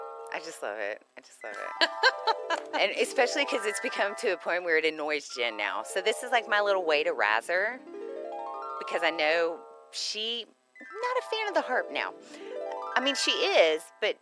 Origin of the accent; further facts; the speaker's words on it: Houston, Texas, United States; moved away as an adult; I was from Houston. I got to the north side.